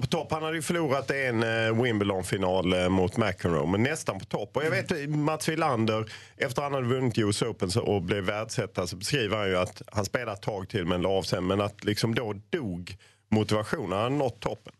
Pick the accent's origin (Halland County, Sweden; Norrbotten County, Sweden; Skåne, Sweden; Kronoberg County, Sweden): Skåne, Sweden; Lund; jag är ju född i Lund